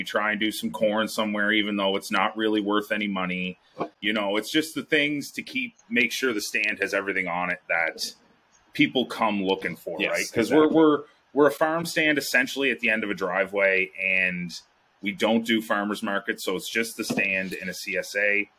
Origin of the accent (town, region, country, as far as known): Ontario, Canada